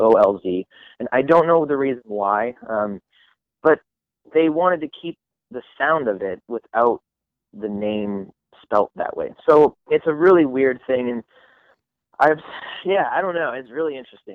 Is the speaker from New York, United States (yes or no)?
no; Coeur d'Alene, Idaho, United States; also born or lived in Canada; we moved like 2 hours south, which is where we are now, in Coeur d'Alene, Idaho. So yeah, this is my hometown